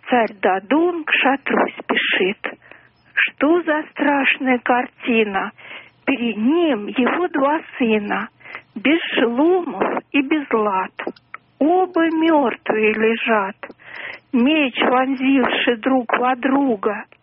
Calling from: Moscow, Russia; Я из Москвы вам звоню.

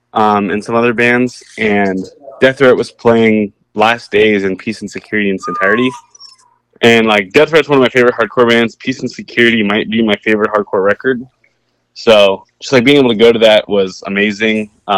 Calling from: Simi Valley, California, United States; Yeah, I'm at Rapid Skate Shop in Simi Valley, the best skate shop.

